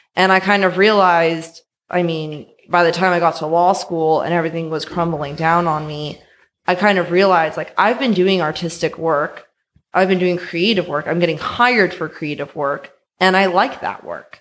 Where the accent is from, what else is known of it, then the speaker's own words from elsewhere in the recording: San Francisco, California, United States; born and raised in San Francisco